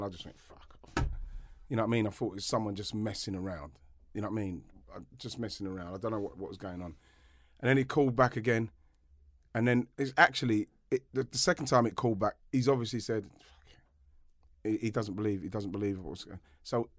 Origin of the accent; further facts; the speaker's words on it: England, United Kingdom; now in France; because obviously in France, I'm English, they know.